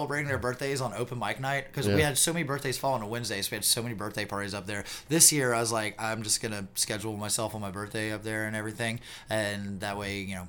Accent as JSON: {"language": "English", "town": "Spartanburg", "region": "South Carolina", "country": "United States", "tie": "born or raised there", "said": "this is my tribute to my hometown, the place that I love. This is called"}